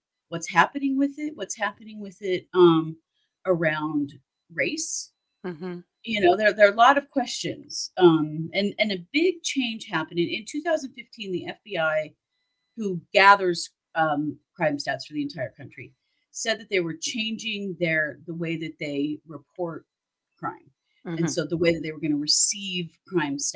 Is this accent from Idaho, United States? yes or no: yes; Idaho, United States; We are from Idaho